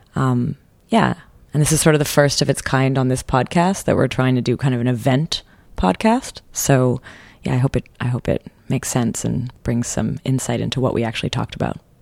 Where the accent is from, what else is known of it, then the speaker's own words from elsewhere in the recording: Canada; as a Canadian